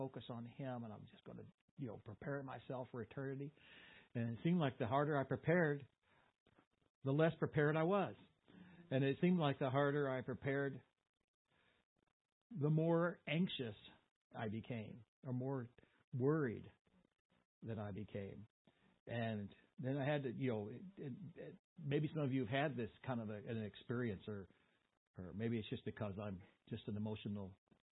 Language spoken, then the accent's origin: English; Boonville, United States; in the Baptist church where I grew up in Boonville